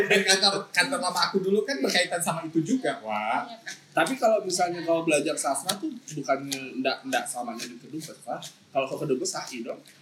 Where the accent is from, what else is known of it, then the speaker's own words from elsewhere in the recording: Pontianak, West Kalimantan, Indonesia; first language Javanese; aku lahir dan besar di sini